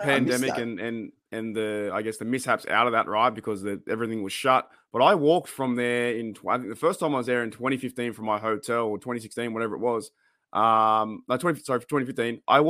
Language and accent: English; Australia; I had a guy buy me a shot there because he heard my accent. He's like, where are you from? I was like, I'm from Australia.